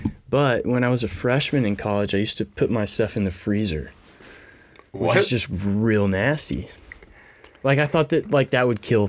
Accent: Meyerland, Texas, United States; I am from Meyerland, like one street across from Bel Air. I live like three blocks from Bel Air High School, which is where I went to high school.

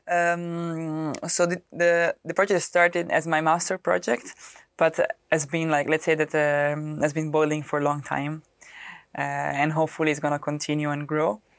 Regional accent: Rome, Lazio, Italy; English is a second language; moved away as an adult; also born or lived in Milan, Italy; now in Netherlands; I come from Rome and moving in Milano

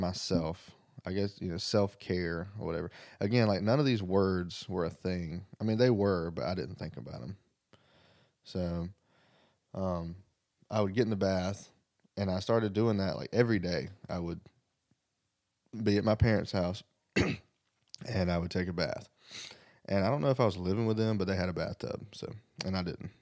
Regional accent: the South, United States; also born or lived in Greenwood, South Carolina; I'm from the South

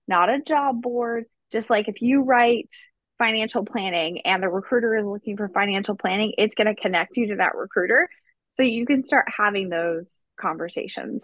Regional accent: Dry Ridge, Kentucky, United States; moved away as an adult; also born or lived in South Korea; now in Hawaii, United States; I'm originally from Dry Ridge, Kentucky, which is literally in the middle of nowhere. So side note, I didn't grow up with money. I grew up in a trailer park.

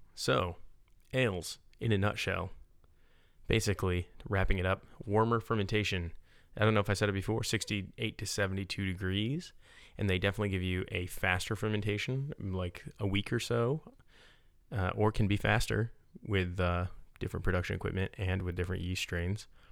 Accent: Utica area, New York, United States; my hometown area

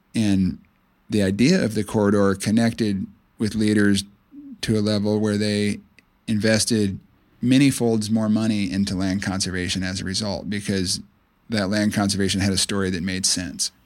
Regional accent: Clearwater, Florida, United States; I grew up on the Gulf Coast of Florida in Pinellas County near the town of Clearwater

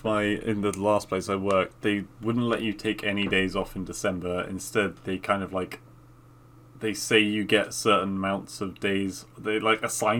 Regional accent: England, United Kingdom; I'm English

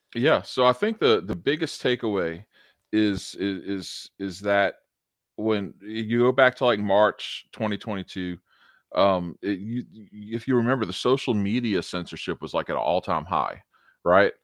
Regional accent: United States; as an American

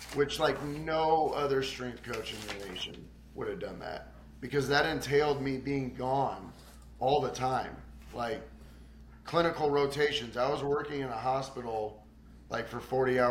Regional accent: Kansas City, Missouri, United States; Born and raised in Kansas City, Missouri

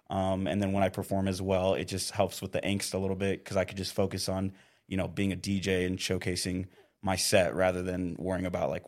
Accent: Indio, California, United States; And so I'm actually from Indio, California, what's, like, near Palm Springs.

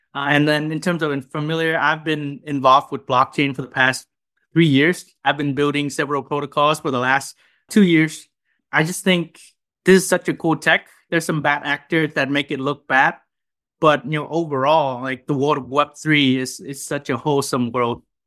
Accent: Vietnam; now in United States; I'm a junior from Vietnam at, uh, Northwestern University

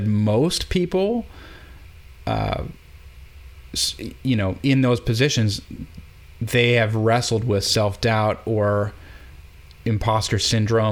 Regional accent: Minneapolis, Minnesota, United States; moved away as an adult; also born or lived in Eau Claire, Wisconsin / New York; I'm from Minneapolis.

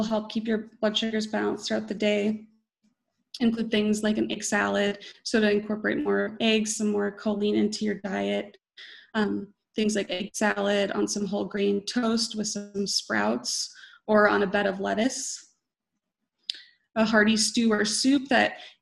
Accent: Wisconsin, United States; I am from Wisconsin

